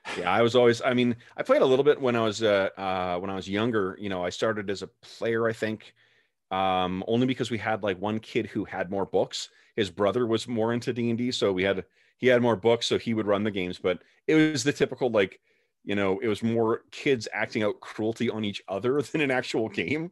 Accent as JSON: {"language": "English", "country": "Canada", "said": "I'm Canadian"}